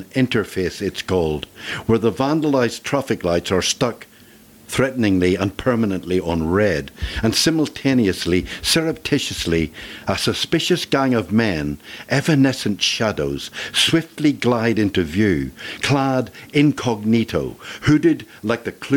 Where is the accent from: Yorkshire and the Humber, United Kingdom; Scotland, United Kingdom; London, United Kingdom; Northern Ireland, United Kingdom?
Northern Ireland, United Kingdom; Belfast; I was born in Belfast in 1946, and it's always been a divided and difficult place to live.